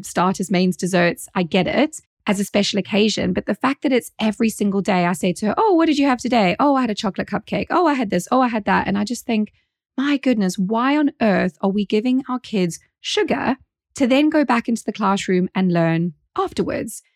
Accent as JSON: {"language": "English", "country": "South Africa", "moved": "yes", "lives_now": "United Kingdom", "said": "as a South African."}